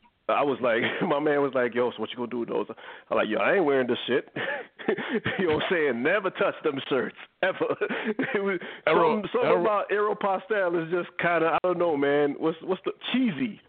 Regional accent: New York, United States; moved away; I'm from New York

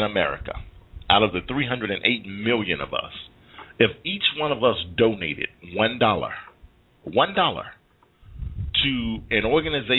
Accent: United States; we as American citizens

